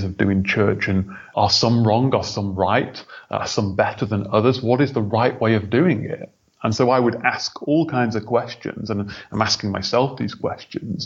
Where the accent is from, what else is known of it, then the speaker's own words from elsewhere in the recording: United Kingdom; also born or lived in Thailand; I moved to the UK when I was about 5 with my brother and sister, who are 1 year and 2 years older. And yeah, I grew up in the church.